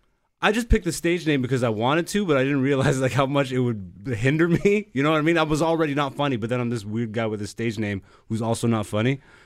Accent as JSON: {"language": "English", "country": "Greece", "tie": "born or raised there", "moved": "yes", "said": "I was born in Greece, and my parents are both Ethiopian"}